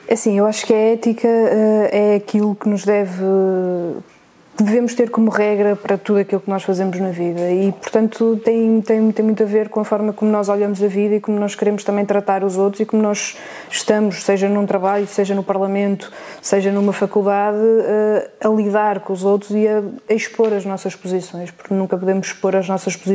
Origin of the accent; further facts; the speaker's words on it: North, Portugal; Superboc, sou do Norte.